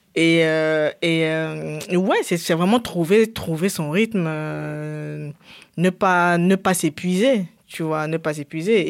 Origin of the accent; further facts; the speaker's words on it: Cameroon; je viens du Cameroun, j'ai grandi au Cameroun